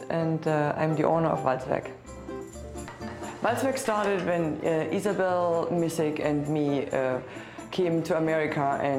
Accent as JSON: {"language": "English", "region": "East Germany", "country": "Germany", "also_born_or_lived": "Berlin, Germany", "second_language": "English", "moved": "as an adult", "lives_now": "San Francisco, United States", "said": "we are from East Germany, we lived in Berlin"}